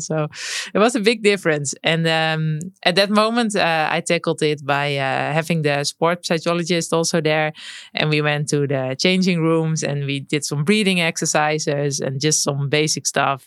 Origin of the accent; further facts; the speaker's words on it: Netherlands; growing up in the Netherlands, you grow up with a bike